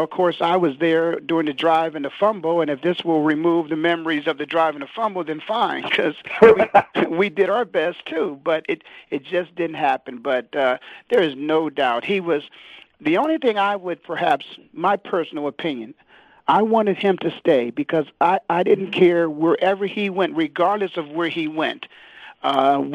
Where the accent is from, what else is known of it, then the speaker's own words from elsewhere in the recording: Canton, Ohio, United States; I'm born and raised in Canton, Ohio